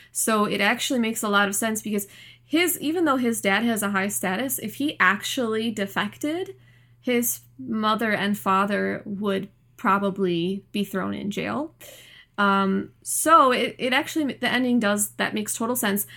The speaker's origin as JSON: {"language": "English", "country": "United States", "said": "as an American, like, United States citizen"}